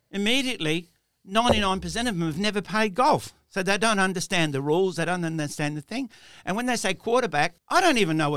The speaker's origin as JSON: {"language": "English", "region": "England", "country": "United Kingdom", "said": "And, and me being English, they would say to me, Oh, we understand your English."}